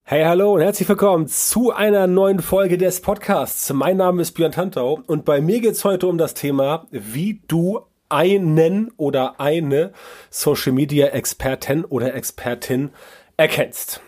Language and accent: German; Northern Germany, Germany; bei uns im Norden